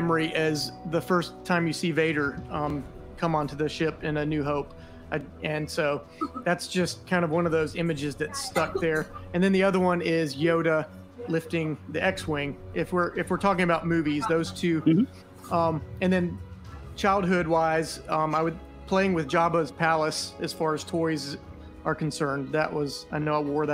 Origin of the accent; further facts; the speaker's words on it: northeast Florida, United States; I'm from Florida, the crazy state of Florida. I've lived here my whole life. I grew up in the northeast section of Florida.